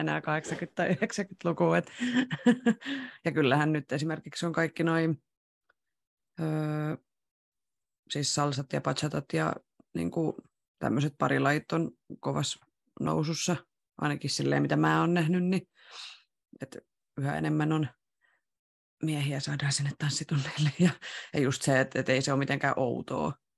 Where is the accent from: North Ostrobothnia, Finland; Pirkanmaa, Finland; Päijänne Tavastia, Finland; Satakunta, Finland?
Satakunta, Finland; Rauma; moved away; mä oon Raumalta kotoisin ja aloittanut tanssiharrastuksen silloin Ysärillä ihan alussa